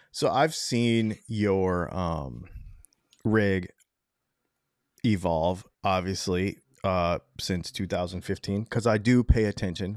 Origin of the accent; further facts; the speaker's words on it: Michigan, United States; moved away; also born or lived in New York; I'm actually from, um, Michigan